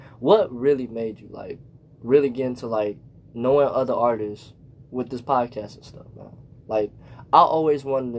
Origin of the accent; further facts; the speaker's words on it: Kenosha, Wisconsin, United States; moved away as an adult; now in Gary, United States; I'm actually from Kenosha, too